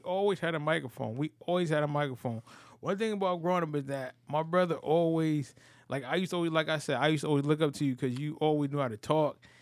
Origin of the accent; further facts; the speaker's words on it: New Haven, Connecticut, United States; growing up in New Haven